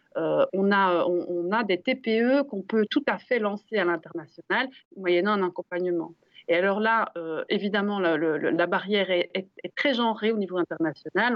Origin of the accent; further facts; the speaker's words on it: Brussels, Brussels-Capital Region, Belgium; quand on est bruxellois comme nous